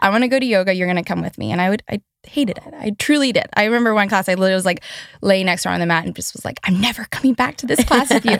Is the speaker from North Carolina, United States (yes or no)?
yes; Asheville, North Carolina, United States; I grew up in Asheville, North Carolina